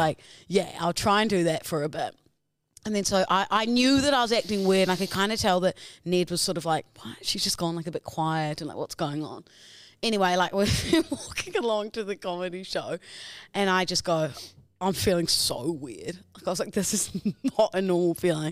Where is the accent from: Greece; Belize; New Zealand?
New Zealand; accent: Kiwi; my Kiwi accent